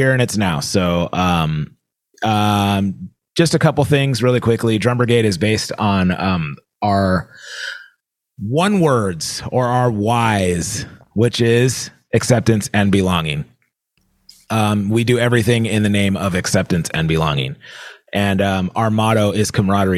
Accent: California, United States; I'm from California

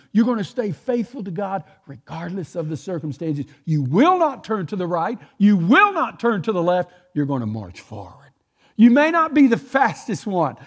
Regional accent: Texas, United States; I'm from Texas. We talk like this

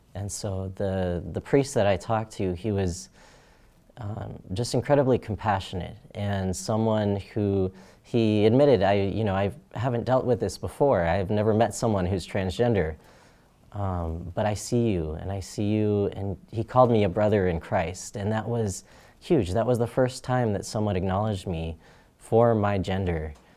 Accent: Phoenix, Arizona, United States; I was born in Phoenix, Arizona, and that's where I grew up

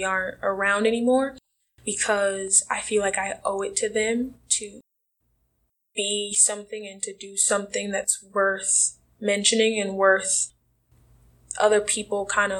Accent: Milwaukee, Wisconsin, United States; moved away as an adult; now in Des Moines, United States; I grew up in Milwaukee, Wisconsin

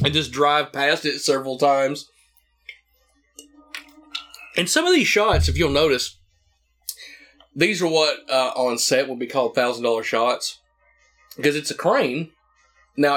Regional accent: the South, United States; a kid growing up in the South

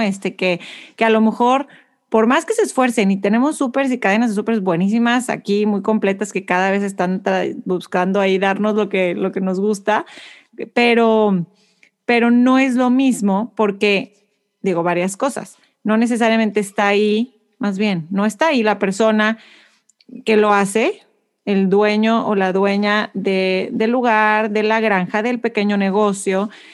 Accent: Monterrey, Nuevo León, Mexico; now in Houston, United States; siempre me recuerda de donde yo soy, porque Monterrey es igualito

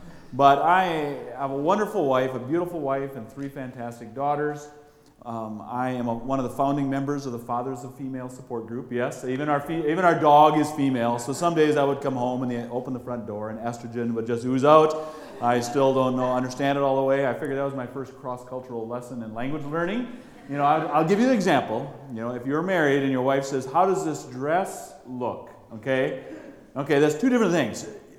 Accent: Cornell, Wisconsin, United States; also born or lived in Eau Claire, Wisconsin; I was born in Eau Claire, Wisconsin. Grew up in Cornell, not far.

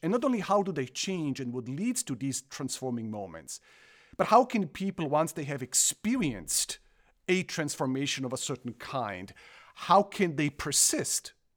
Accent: Croatia; English is a second language; moved away as an adult; also born or lived in Germany / South Africa / Illinois, United States; now in Michigan, United States; I, I am originally from Croatia, grew up in Germany the first part of my life, moved back to former Yugoslavia, which then became Croatia.

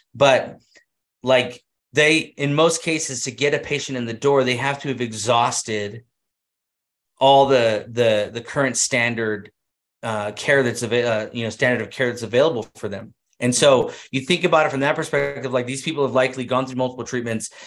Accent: Central California, United States; now in Utah, United States; I grew up in Central California

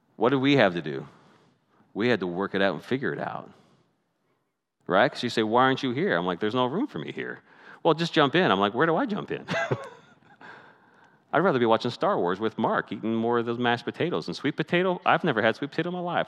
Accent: Canada; moved away as an adult; now I'm Canadian

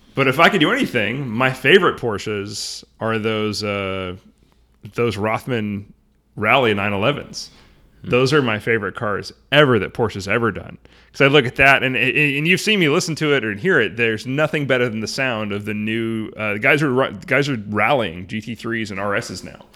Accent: Arlington, Washington, United States; I grew up in Arlington

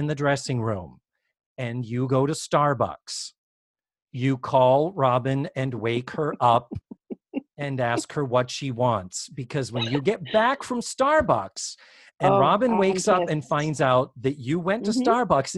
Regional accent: Massachusetts, United States; I'm the same way with Dunks because I'm from Massachusetts. It's just a regional thing

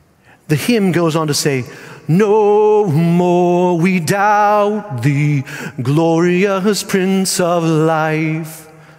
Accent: Spain; And I had the privilege of not just being brought up in an American home, but I was brought up overseas in Spain.

